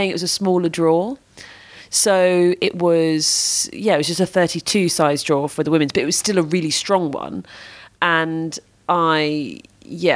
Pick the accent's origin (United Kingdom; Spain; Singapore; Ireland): United Kingdom